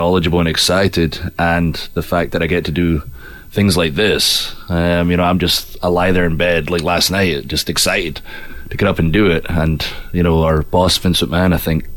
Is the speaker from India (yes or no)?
no; Ayr, Scotland, United Kingdom; moved away as an adult; also born or lived in United States